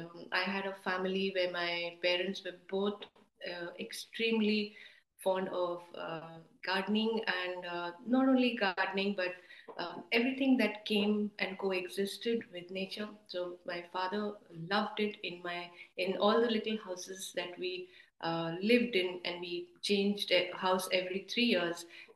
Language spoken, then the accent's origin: English; Durgapur, West Bengal, India; also born or lived in Amritsar / Asansol / Northeast India / Kolkata; So, born in Amritsar, but grew up in the Colliery Belt. We grew up in Durgapur and Asansol, and then the Northeast and Kolkata as well.